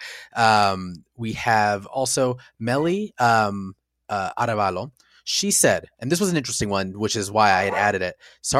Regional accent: Mexico; Since I grew up in Mexico, it was all in Spanish, of course.

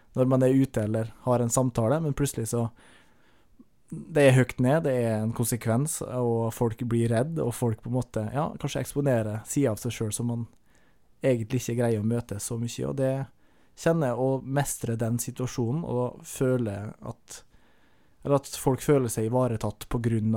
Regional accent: Averøy, Møre og Romsdal, Norway; jeg er fra Averøya. Uh, Utafor Kristiansund, så Nordmøre

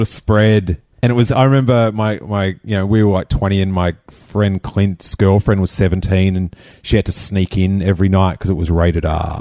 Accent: Rosebud, Victoria, Australia; an hour away from where I grew up in Rosebud

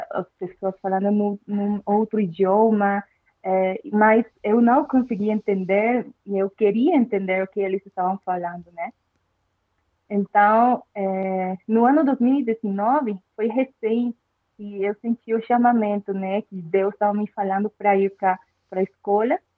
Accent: Bolivia; Portuguese is a second language; now in Brazil; eu sou da Bolívia, né? Que fica pertinho aí do, do Brasil.

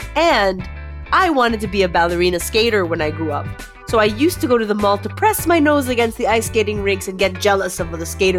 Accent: Parañaque, Metro Manila, Philippines; I grew up in Tambo

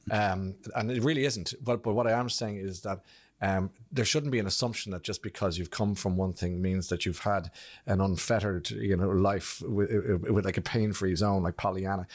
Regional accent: Blackrock, Ireland; I came from from Black Rock

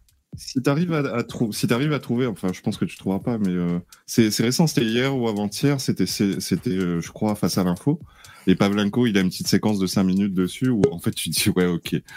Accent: Réunion; chez nous, à La Réunion

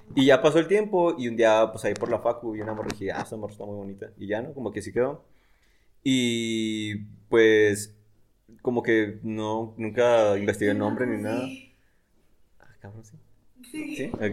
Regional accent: Delicias, Chihuahua, Mexico; yo soy de Delicias

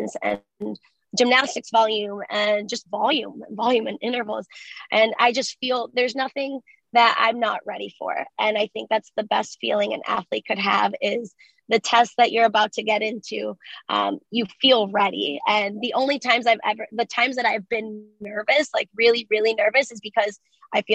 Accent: Cleveland, Ohio, United States; first language Spanish; English is a second language; I'm from Cleveland

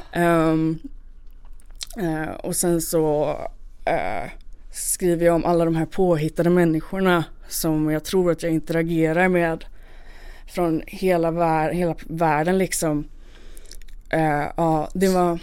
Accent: Malmö, Skåne, Sweden; jag fick åka hem då till eh, min hemort, till, tillbaka till Malmö

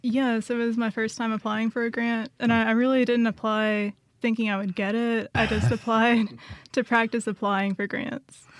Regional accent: Dothan, Alabama, United States; I grew up in Dothan, Alabama.

